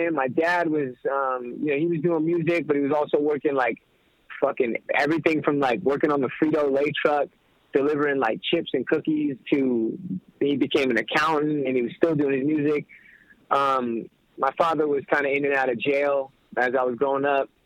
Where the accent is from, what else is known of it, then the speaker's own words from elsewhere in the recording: Inglewood, California, United States; growing up in Englewood, you're kind of forced to grow up a little bit quicker than other places